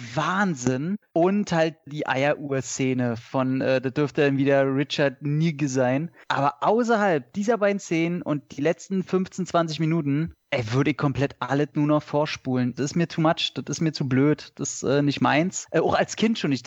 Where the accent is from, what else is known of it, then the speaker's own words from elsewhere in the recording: Northern Germany, Germany; Ich bin ja alter Fischkopf geboren